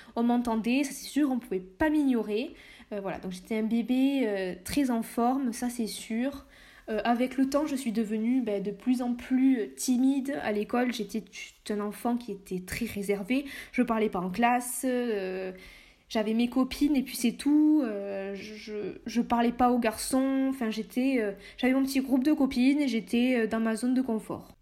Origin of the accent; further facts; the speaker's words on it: Lot-et-Garonne, Nouvelle-Aquitaine, France; moved away as an adult; also born or lived in Saint-Jean-de-Luz / Bordeaux; Je suis née à Saint-Jean-de-Luz, mais j'ai vécu euh, toute mon enfance euh, dans le Lot-et-Garonne